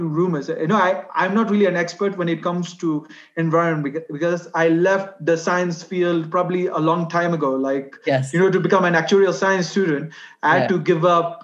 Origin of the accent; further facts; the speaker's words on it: Kenya; being Kenyan